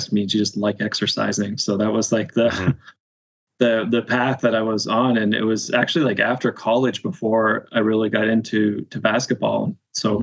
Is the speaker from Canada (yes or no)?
yes; Canada; as a Canadian